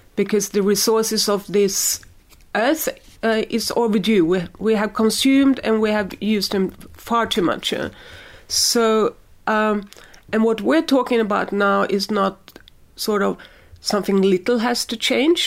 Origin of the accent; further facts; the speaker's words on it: Sweden; I'm from Sweden, we have a lot of wood